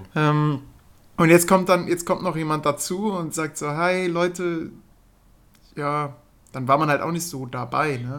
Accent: Würm, Germany; moved away; Bin dann nach Hause gefahren, also in meine Geburtsstadt, also da, wo ich groß geworden bin. Ja, in, nach Würm, das wisst ihr ja. Ich oh, ähm, bin ja ein Würmer.

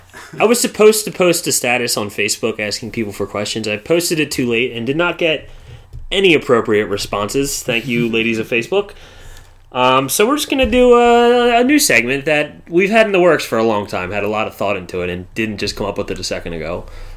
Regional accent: United States; I'm American.

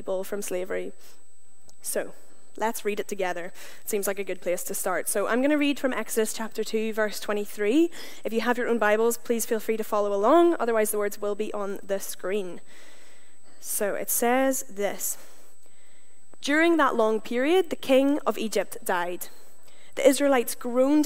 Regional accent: Northern Ireland, United Kingdom; moved away as an adult; also born or lived in Canada; now in Glasgow, United Kingdom; I'm from Northern Ireland. I don't destroy the English language because of choice, but because of where I'm from

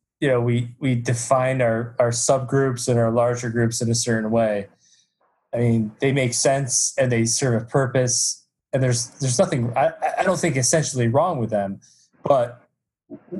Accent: United States; I'm from the United States

